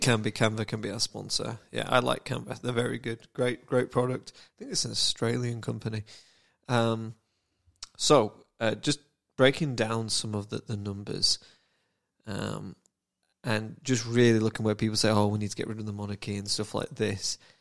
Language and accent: English; United Kingdom; I'm British